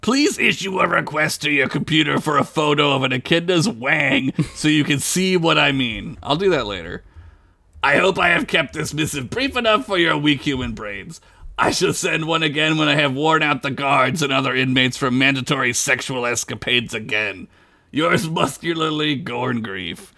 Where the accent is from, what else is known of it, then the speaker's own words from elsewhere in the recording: United States; I'm an American